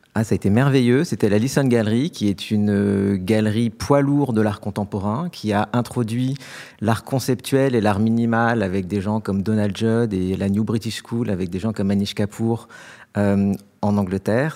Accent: France; also born or lived in London; en tant que bon Français

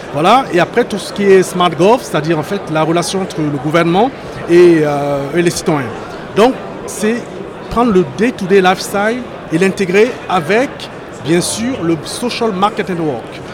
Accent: France; also born or lived in Cameroon (origin/ancestry)

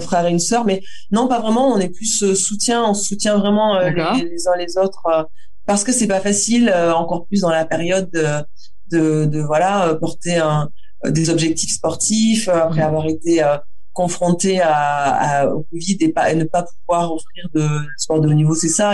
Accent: Auch, Occitania, France; J'ai grandi dans le Gers, à Auch

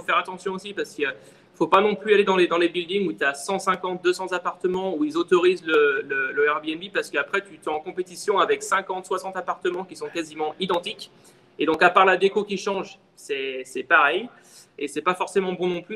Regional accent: Lyon, Auvergne-Rhône-Alpes, France; moved away as an adult; now in Miami, United States; je suis de Lyon, euh, voilà, je suis de Lyon en France

